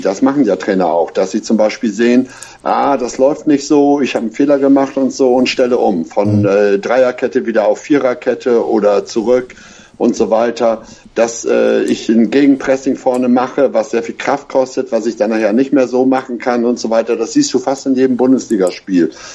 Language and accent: German; Hamburg, Germany; als Hamburger